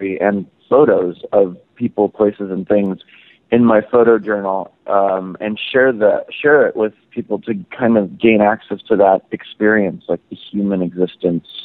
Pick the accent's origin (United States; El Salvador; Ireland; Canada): United States; Los Angeles, California; growing up in Los Angeles and right off the Sunset Strip